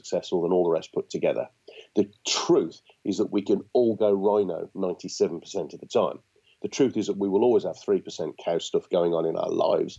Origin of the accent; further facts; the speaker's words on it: Birmingham, West Midlands, United Kingdom; being a Brummie